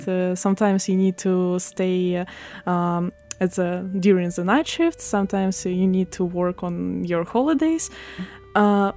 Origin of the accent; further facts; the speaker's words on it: Odesa, Odesa Oblast, Ukraine; first language Russian; English is a second language; moved away as an adult; now in Taiwan; I'm from Ukraine, Odessa